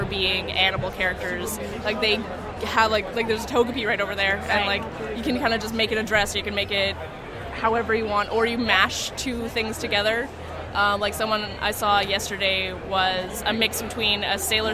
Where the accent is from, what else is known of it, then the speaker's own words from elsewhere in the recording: Canada; I'm Canadian